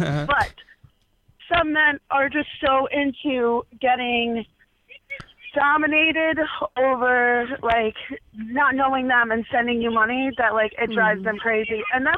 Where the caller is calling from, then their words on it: New York, United States; calling from New York.